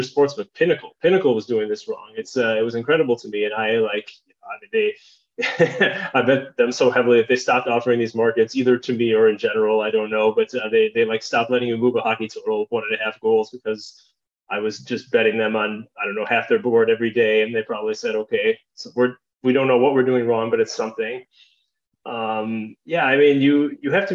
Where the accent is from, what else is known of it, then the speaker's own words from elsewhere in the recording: Chicago, Illinois, United States; when I was growing up in Chicagoland